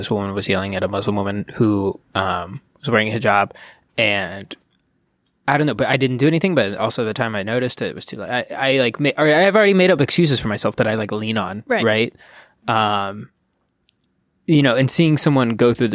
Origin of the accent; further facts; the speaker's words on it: Ohio, United States; moved away; I tend to go home on Memorial Day. I'm from Ohio.